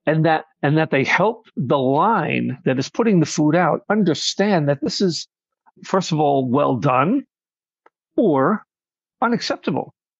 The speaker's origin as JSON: {"language": "English", "area": "Nassau County, Long Island", "region": "New York", "country": "United States", "tie": "born or raised there", "also_born_or_lived": "Brooklyn, New York", "said": "I'm from Long Island, New York, uh, born in Brooklyn, raised in Nassau County"}